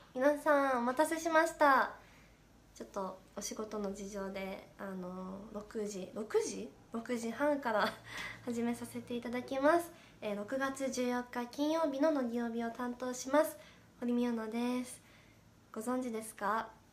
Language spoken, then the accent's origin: Japanese; Gifu, Japan; moved away; 岐阜出身ということでサブ地元の名古屋で